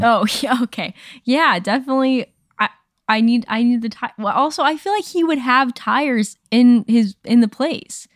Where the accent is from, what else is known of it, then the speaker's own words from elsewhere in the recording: Dallas, Texas, United States; I was born in the Panhandle, and then I lived grew up in like DFW area